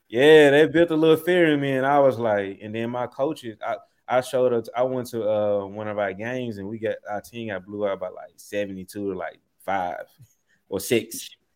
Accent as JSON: {"language": "English", "town": "Memphis", "region": "Tennessee", "country": "United States", "tie": "born or raised there", "also_born_or_lived": "Southaven, Mississippi", "said": "I grew up in uh, Southeast Memphis, uh, right off of Shelby Drive, Tullahoma Road"}